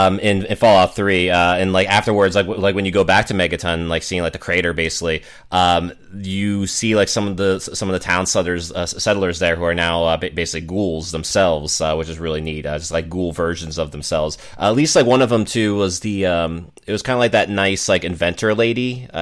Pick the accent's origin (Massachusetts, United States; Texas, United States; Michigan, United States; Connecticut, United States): Massachusetts, United States; Boston; since Fallout 4, it does take place in Boston, my hometown.